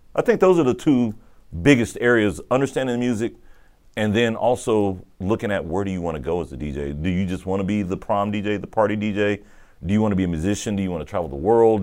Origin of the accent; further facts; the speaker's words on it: Austin, Texas, United States; moved away; Austin, where we grew up in North Austin